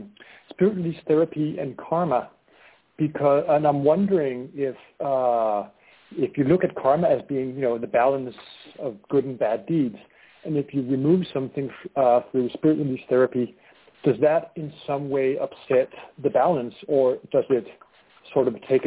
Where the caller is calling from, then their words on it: Denmark; I'm calling from Denmark.